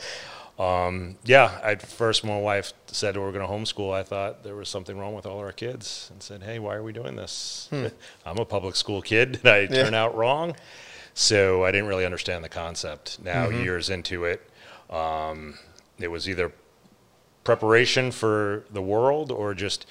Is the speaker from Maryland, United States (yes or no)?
no; Long Island, New York, United States; moved away as an adult; now in Florida, United States; I'm from New York, Long Island, born and raised.